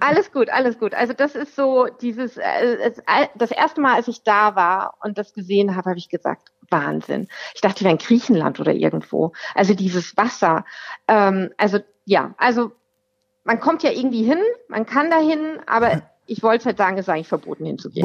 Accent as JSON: {"language": "German", "town": "Rüsselsheim", "region": "Hesse", "country": "Germany", "moved": "as an adult", "lives_now": "Wetterau, Germany", "said": "Ich komme aus Rüsselsheim, Alt-Hassloch."}